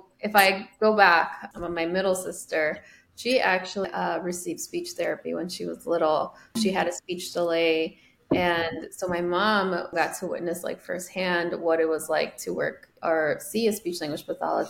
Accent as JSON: {"language": "English", "town": "Chicago", "region": "Illinois", "country": "United States", "tie": "born or raised there", "first_language": "Spanish", "second_language": "English", "said": "I was born and raised in Chicago."}